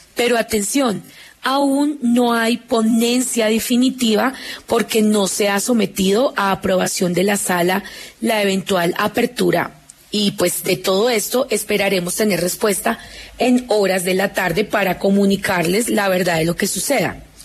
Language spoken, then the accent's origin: Spanish; Colombia; como colombianos